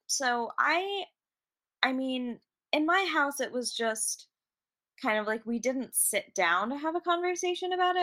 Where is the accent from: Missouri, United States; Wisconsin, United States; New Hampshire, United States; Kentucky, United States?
Kentucky, United States; also born or lived in England / Chicago / Boston; I grew up in Kentucky.